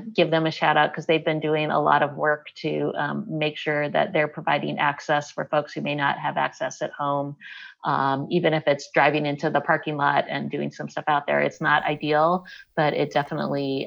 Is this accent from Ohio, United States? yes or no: no; Selma, Alabama, United States; moved away; I was born in Selma, Alabama